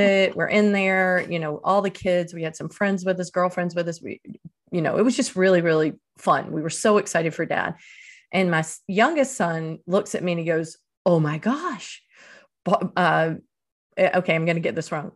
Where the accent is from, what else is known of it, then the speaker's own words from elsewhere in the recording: Eastern North Carolina, United States; moved away as an adult; also born or lived in Dominican Republic / Venezuela; my hometown in Eastern North Carolina